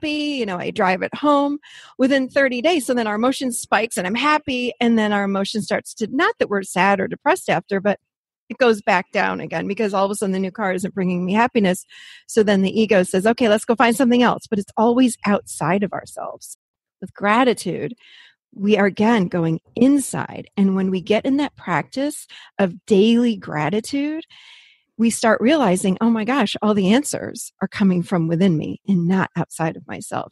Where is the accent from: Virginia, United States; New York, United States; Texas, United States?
New York, United States; Rochester; born or raised there; moved away as an adult; now in Nashville, United States